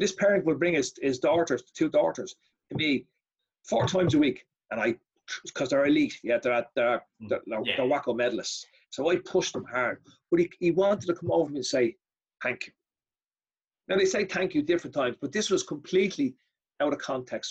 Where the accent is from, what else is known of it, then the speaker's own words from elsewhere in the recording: Ireland; I, am unique as an Irishman